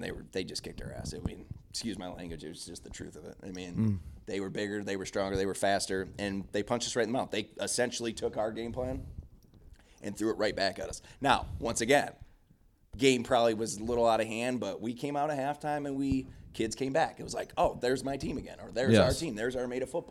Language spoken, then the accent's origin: English; Oxford, Michigan, United States; born or raised there